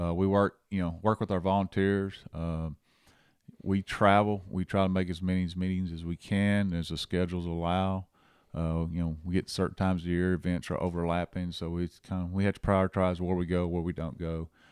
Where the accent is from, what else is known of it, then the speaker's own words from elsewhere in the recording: Angleton, Texas, United States; also born or lived in Louisiana; now in Rockport, United States; I grew up in Angleton, uh, as a kid, uh, actually, I was actually born in Louisiana